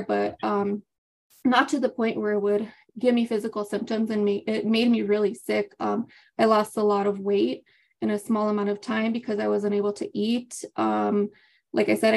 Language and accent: English; Las Vegas, New Mexico, United States; now in Albuquerque, United States; I was born and raised in Las Vegas, New Mexico, but I currently reside in Albuquerque, New Mexico.